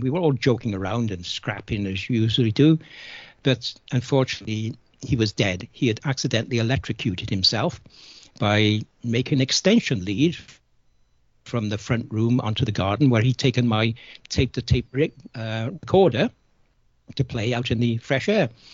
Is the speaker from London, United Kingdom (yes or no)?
no; Cardiff, Wales, United Kingdom; I was born and brought up in Cardiff in South Wales in the UK just after the Second World War